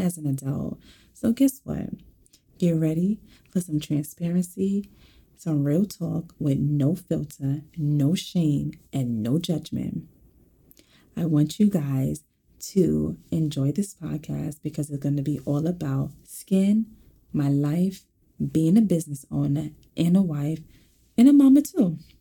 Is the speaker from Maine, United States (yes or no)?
no; New York City, New York, United States; I am also born and raised in Brooklyn